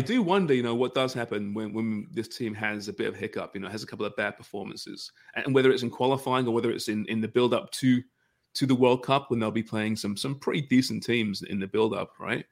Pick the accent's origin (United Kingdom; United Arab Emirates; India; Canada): Canada; us polite Canadians